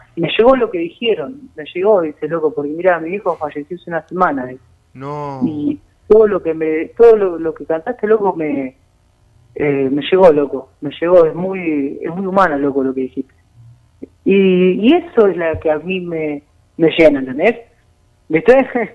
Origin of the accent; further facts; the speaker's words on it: Argentina; also born or lived in La Pampa; Nosotros, como pueblo, como Argentina